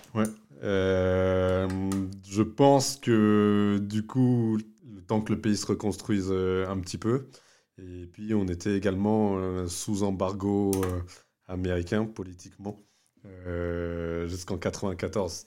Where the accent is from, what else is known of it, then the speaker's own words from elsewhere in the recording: France; Je suis né en France